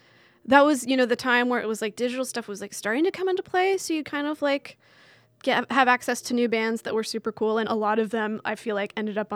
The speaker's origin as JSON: {"language": "English", "town": "Santa Barbara", "region": "California", "country": "United States", "tie": "born or raised there", "moved": "yes", "lives_now": "Los Angeles, United States", "said": "I was super lucky growing up in Santa Barbara."}